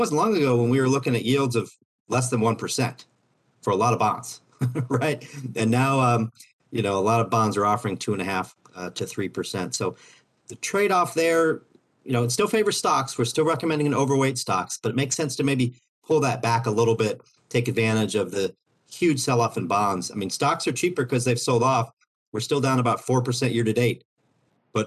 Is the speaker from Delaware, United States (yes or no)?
no; Overland Park, Kansas, United States; I grew up about a half hour from the campus